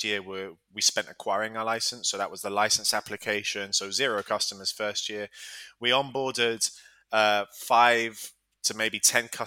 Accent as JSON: {"language": "English", "country": "Gibraltar", "tie": "born or raised there", "also_born_or_lived": "Alabama, United States / Tennessee, United States / London, United Kingdom", "moved": "as an adult", "said": "I was born and raised in Gibraltar. I'm a local Gibraltarian."}